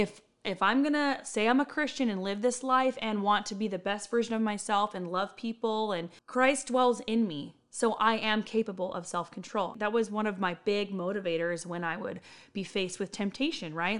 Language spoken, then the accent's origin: English; Riverside County, California, United States; moved away as an adult; now in Bakersfield, United States; I was born and raised in Riverside County